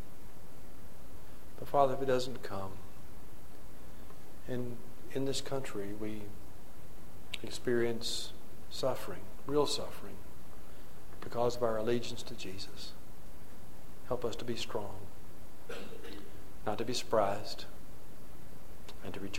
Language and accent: English; Mississippi, United States; I was born in Mississippi. I hadn't gotten far from Mississippi. I wandered away and was in exile for a few years, but I came back.